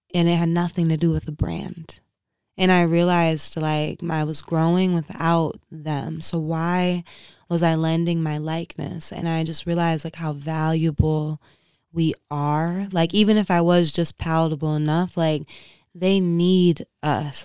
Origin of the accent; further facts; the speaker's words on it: Inkster, Michigan, United States; moved away; I grew up in Inkster, Michigan, where, like, when I was growing up, it was predominantly black